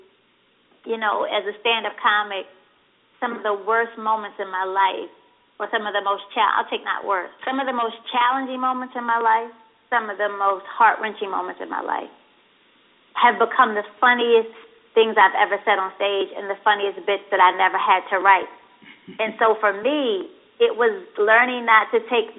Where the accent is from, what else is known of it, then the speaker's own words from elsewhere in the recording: Baltimore, Maryland, United States; I'm from West Baltimore